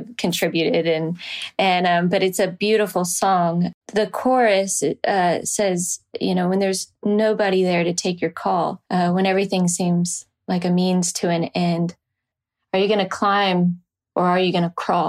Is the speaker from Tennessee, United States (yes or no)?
yes; Nashville, Tennessee, United States; growing up in Nashville